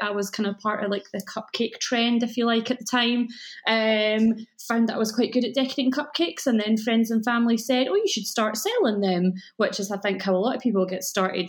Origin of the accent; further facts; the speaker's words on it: Scotland, United Kingdom; accent: Scottish; you can probably tell from my accent that I live in Scotland